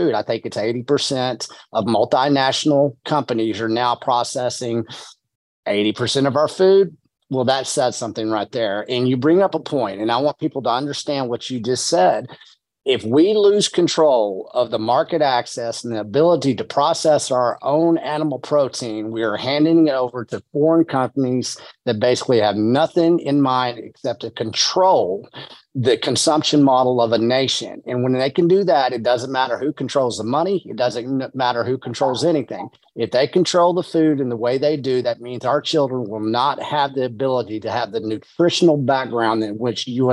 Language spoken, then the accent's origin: English; West Texas, United States; I'm from West Texas, you know, the Llano Estacado.